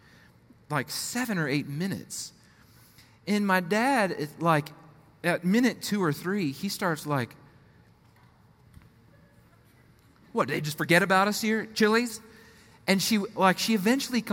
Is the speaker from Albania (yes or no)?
no; Colorado, United States; moved away as an adult; also born or lived in Nashville, Tennessee / South Bend, Indiana / Minneapolis, Minnesota; I'm born and raised in Colorado, fourth generation Colorado native